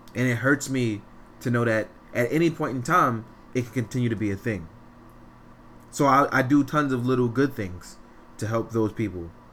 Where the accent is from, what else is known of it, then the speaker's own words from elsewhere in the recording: New York City, New York, United States; I'm from Fort Greene, Brooklyn. I grew up in in what is called now the worst neighborhood in five boroughs